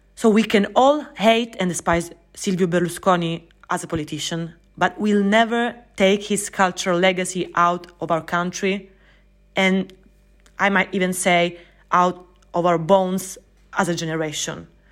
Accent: Sicily, Italy; I was born and raised in Sicily

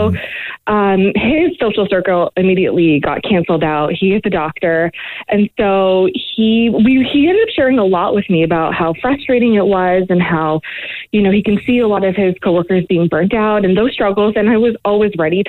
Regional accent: Kitchener, Ontario, Canada; I am originally from Kitchener. I am Guyanese

